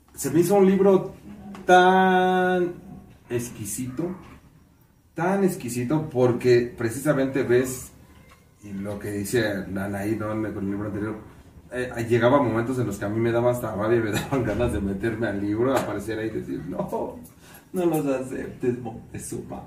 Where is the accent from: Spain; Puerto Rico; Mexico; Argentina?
Mexico; seguimos siendo mexicanos